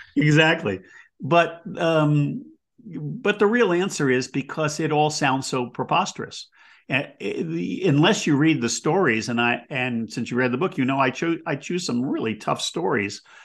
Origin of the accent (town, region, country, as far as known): United States